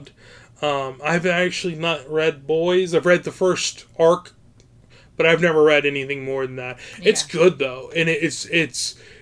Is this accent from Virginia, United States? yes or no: yes; Virginia, United States; now in Ohio, United States; I was born in Virginia